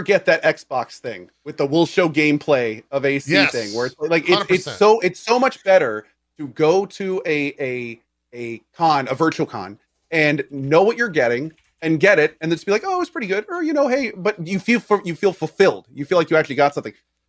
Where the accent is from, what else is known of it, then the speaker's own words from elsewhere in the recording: United States; we're American